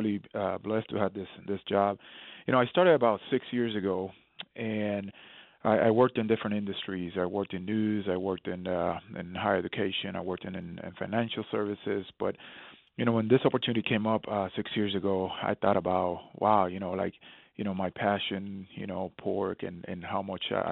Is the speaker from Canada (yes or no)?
no; Puerto Rico; moved away; I remember growing up in Puerto Rico, years ago